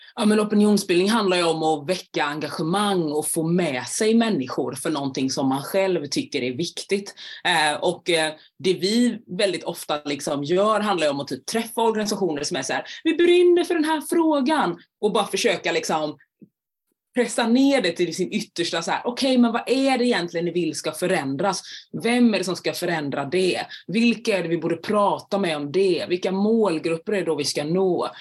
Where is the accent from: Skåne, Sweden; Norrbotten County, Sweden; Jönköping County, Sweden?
Jönköping County, Sweden; Jönköping; moved away; Men jag kommer från början från Jönköping